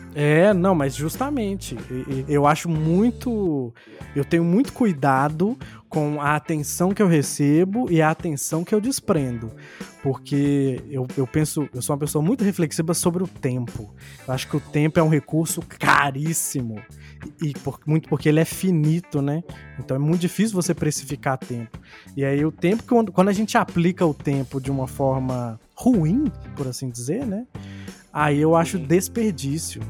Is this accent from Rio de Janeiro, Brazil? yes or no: no; Contagem, Minas Gerais, Brazil; now in Belo Horizonte, Brazil; eu que sou de contagem e tô morando em BH